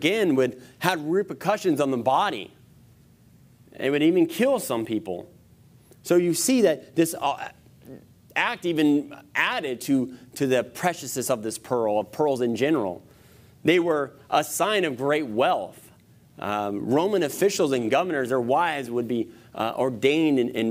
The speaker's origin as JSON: {"language": "English", "country": "United States", "tie": "born or raised there", "said": "growing up in America"}